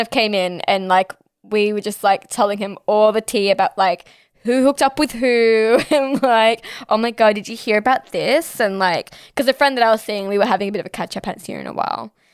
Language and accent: English; Sydney, New South Wales, Australia; I'm Pakistani ethnically, but born and raised here in Sydney, Australia